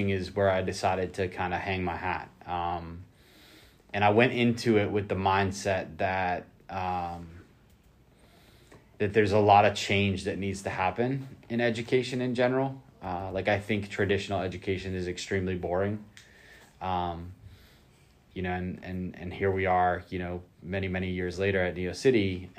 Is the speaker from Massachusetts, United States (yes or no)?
yes; north of Boston, Massachusetts, United States; moved away as an adult; also born or lived in Osceola County, Florida; now in Florida, United States; I grew up in a pretty diverse community north of Boston